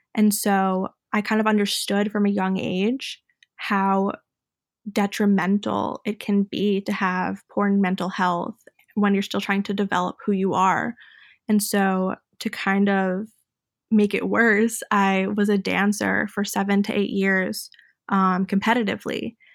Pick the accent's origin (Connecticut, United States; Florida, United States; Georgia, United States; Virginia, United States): Connecticut, United States; Fairfield; I grew up in Fairfield, Connecticut